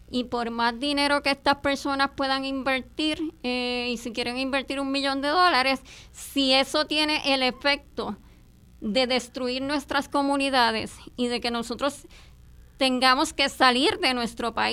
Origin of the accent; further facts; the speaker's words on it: Puerto Rico; hemos tenido inmigraciones bien provechosas para Puerto Rico, como la dominicana, pero ¿cuál es la diferencia? que nuestros hermanos ¿verdad? caribeños eh, dominicanos se han integrado a la sociedad puertorriqueña, han respetado nuestras comunidades